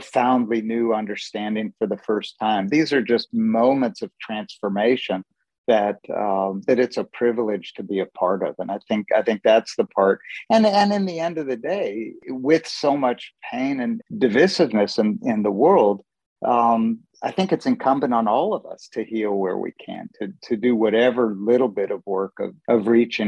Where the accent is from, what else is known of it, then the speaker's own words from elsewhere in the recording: San Francisco, California, United States; also born or lived in Middle East; I grew up in San Francisco and spent a lot of time in the Middle East